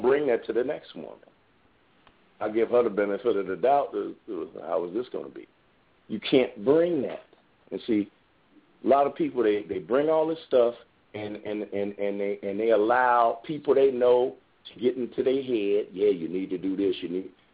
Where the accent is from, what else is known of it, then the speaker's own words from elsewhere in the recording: New Orleans, Louisiana, United States; I'm I'm from New Orleans